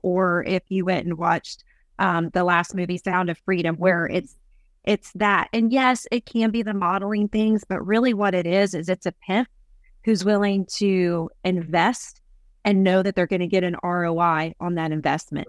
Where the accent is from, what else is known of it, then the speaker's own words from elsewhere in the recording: Columbus, Ohio, United States; moved away as an adult; also born or lived in Baton Rouge, Louisiana; now in East Texas, United States; I grew up in Columbus, Ohio